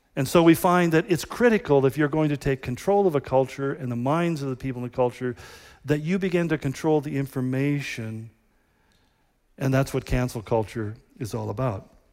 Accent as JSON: {"language": "English", "country": "United States", "said": "we are just Americans"}